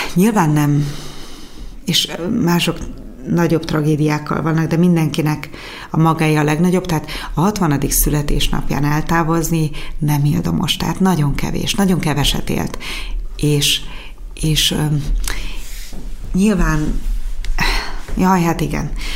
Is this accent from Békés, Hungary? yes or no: yes; Gyula, Békés, Hungary